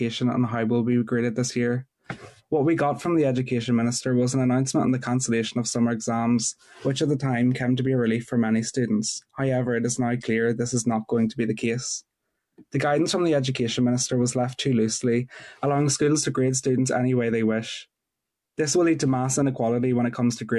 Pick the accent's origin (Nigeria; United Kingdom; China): United Kingdom; Newry, Northern Ireland; I'm 17 from Newry